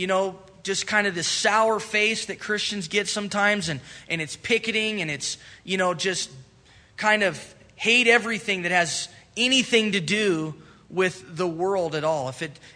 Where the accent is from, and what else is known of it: United States